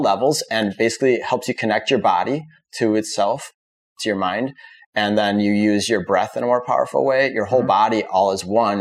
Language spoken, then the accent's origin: English; Wisconsin, United States; moved away as an adult; now in Florida, United States; I'm from Wisconsin